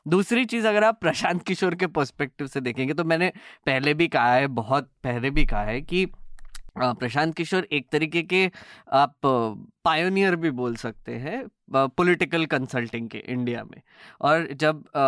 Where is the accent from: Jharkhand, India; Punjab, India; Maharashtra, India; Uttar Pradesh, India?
Maharashtra, India; Nagpur; मैं तो नागपुर से आता हूँ